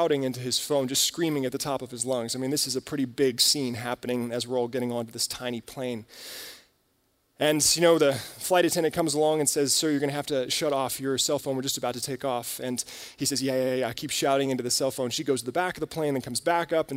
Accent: United States

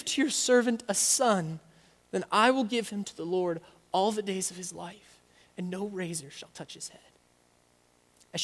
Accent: United States; we as American Christians

